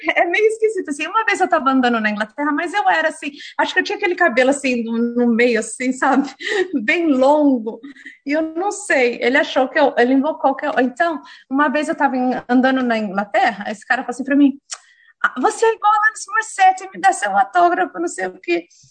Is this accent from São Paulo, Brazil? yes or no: yes; Jundiaí, São Paulo, Brazil; moved away as an adult; also born or lived in England; now in Auckland, New Zealand; eu sou de Jundiaí, não sou de São Paulo